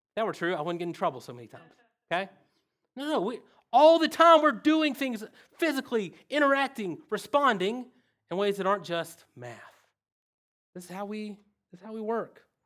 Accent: the South, United States; accent: redneck; English is my second language. Redneck is my first language

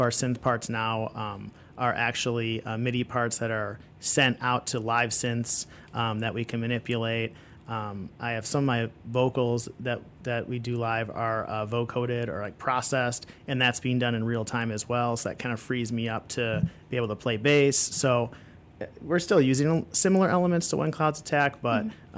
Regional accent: Chicago, Illinois, United States; I'm from Chicago. Yep, born and raised

